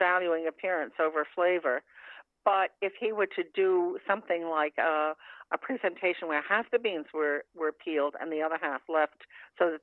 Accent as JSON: {"language": "English", "region": "Maine", "country": "United States", "tie": "born or raised there", "said": "I grew up in Maine, and that's my kind of my family standing dish"}